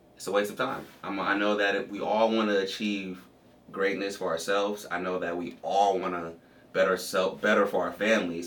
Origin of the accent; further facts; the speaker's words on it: Compton, California, United States; moved away; also born or lived in Cleveland; I'm from Compton, California. Um, yep, Compton, California. Just like we all hear in the movies and all you know, all in the scenes and stuff like that. Uh, you know, very traceless background for me to grow up